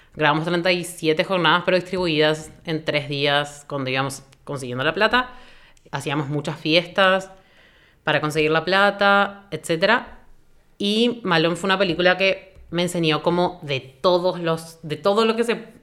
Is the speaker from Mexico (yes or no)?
no; Buenos Aires, Argentina; now in Asunción, Paraguay; Vivo en Asunción actualmente, soy de Buenos Aires, Argentina